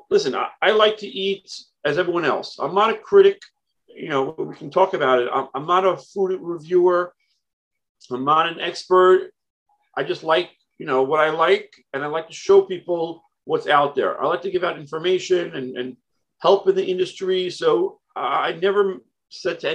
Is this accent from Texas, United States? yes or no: no; New York City, New York, United States; born in Brooklyn, New York